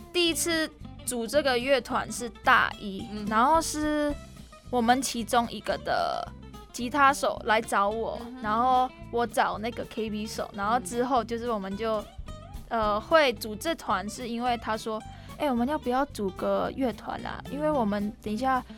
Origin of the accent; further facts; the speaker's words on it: Indonesia; moved away as an adult; also born or lived in Taiwan; now in Tainan, Taiwan; 我来自印尼，我是现在，在南台刘英